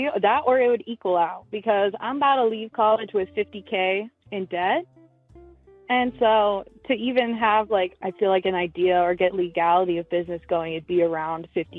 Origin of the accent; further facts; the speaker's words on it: Seattle, Washington, United States; now in Salt Lake City, United States; I'm living in Salt Lake City right now. I'm from Seattle, and I'm about to graduate college.